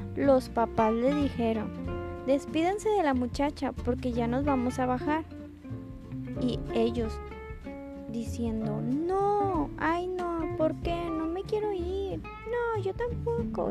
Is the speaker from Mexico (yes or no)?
yes; Mexico; como los mexicanos decimos